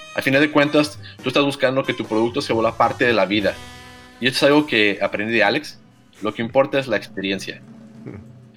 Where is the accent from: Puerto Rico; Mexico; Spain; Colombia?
Mexico; Aguascalientes; soy muy orgullosamente de Aguascalientes y estudié en la Universidad Politécnica de Aguascalientes.